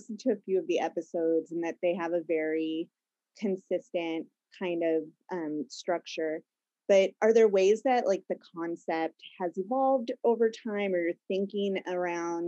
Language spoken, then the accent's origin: English; San Jose, California, United States; I grew up on the East Side, so I grew up knowing about the Chuck E. Cheese story